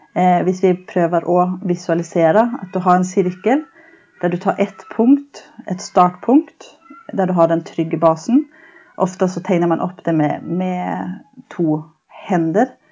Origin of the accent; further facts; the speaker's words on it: Sweden; accent: norsk-svensk; moved away as an adult; now in Norway; Jeg er opprinnelig fra Sverige